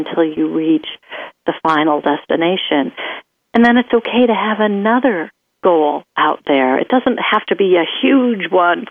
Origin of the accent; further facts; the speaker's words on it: Midwest, United States; I came from the Midwest.